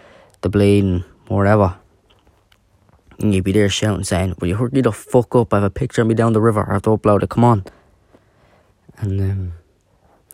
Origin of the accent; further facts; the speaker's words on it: Dublin, Leinster, Ireland; I am from Dublin